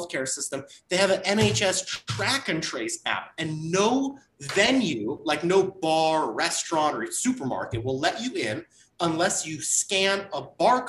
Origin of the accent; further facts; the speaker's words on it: Southern California, United States; I'm from Southern California.